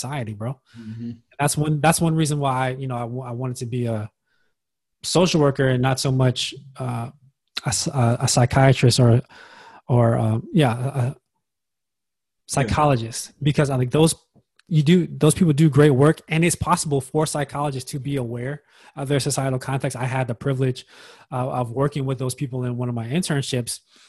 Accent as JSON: {"language": "English", "country": "United States", "said": "it's also part of being American."}